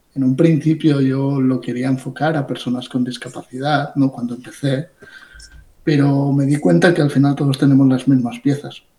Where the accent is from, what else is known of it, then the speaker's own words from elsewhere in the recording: Ibiza, Balearic Islands, Spain; now in Barcelona, Spain; habiendo nacido en Ibiza